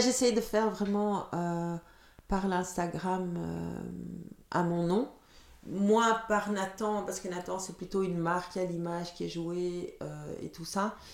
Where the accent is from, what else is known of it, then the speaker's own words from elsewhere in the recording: Leuven, Flanders, Belgium; first language Dutch; French is a second language; also born or lived in Chile; j'ai grandi à Leuven, donc ma, ma, première langue est le néerlandais